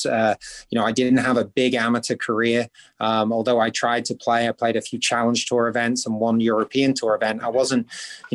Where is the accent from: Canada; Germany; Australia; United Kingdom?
United Kingdom; St Andrews, Scotland; I'm from a small town that many golfers have never heard about called St. Andrews.